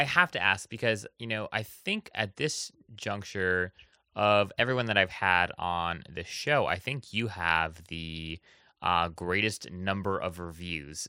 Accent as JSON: {"language": "English", "area": "Oahu", "region": "Hawaii", "country": "United States", "tie": "born or raised there", "said": "I was actually born and raised in Hawaii on the island of Oahu"}